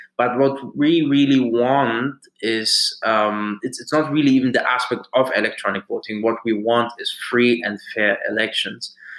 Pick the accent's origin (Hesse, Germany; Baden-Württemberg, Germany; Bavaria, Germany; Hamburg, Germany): Hesse, Germany; Frankfurt; moved away as an adult; also born or lived in Nigeria; now in United Kingdom; I'm a Nigerian, uh, born in Germany in Frankfurt, and uh, came to the UK in 2011 uh, for my studies